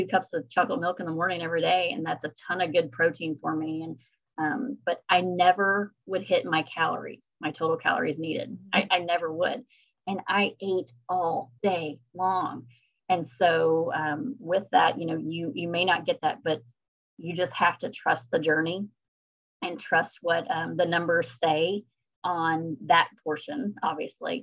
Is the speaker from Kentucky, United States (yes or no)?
yes; Kentucky, United States; I'm from Kentucky